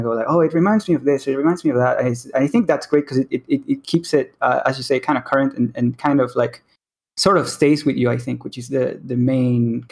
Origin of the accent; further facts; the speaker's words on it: Venezuela; now in Mexico; I am in Mexico. I am Mexican, but I was born in Venezuela. So I grew up in, when I was young, I was in Venezuela.